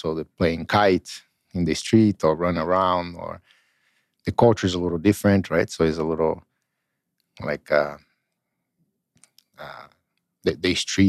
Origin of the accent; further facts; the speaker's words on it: Brasília, Federal District, Brazil; English is a second language; also born or lived in Porto Velho, Rondônia, Brazil; now in Edmonton, Canada; My parents were actually living before in Brasília, and my father had to move for work. So at 3 years old, I came back to Brasília and was raised there.